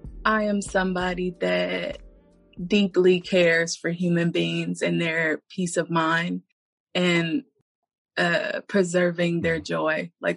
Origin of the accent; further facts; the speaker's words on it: Inkster, Michigan, United States; also born or lived in New Orleans; So I was born in New Orleans, but raised right here in Inkster, Michigan.